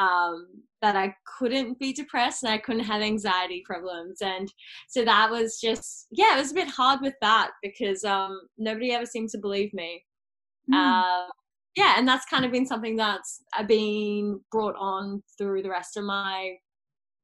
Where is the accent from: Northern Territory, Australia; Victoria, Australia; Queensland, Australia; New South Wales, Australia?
Queensland, Australia; Cairns; moved away as an adult; now in Sunshine Coast, Australia; I am originally from Cairns, but I now live on the Sunshine Coast.